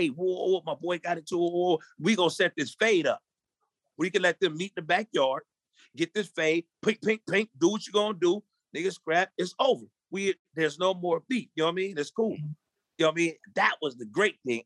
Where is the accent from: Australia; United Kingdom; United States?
United States; Long Beach, California; I'm from Long Beach. Yes, I, you know, from a hood, gang banging, all